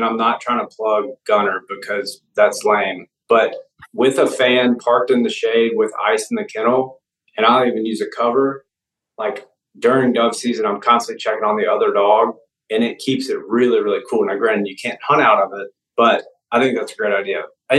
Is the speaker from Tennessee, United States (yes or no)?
yes; Nashville, Tennessee, United States; I'm from Nashville, Tennessee.